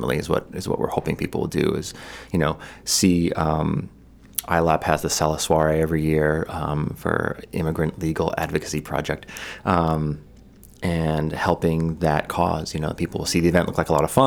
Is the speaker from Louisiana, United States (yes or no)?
no; Kennebunk, Maine, United States; I grew up in Kennebunk, although I'm not originally from Maine. I spent my life here.